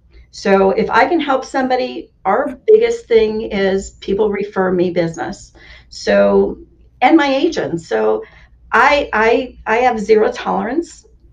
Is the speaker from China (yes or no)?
no; Germany; born there; I grew up in, well, I was born in Germany. I grew up in up north